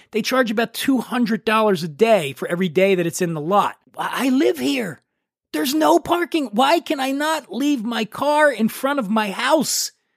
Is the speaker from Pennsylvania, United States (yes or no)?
yes; Philadelphia, Pennsylvania, United States; I'm from Philly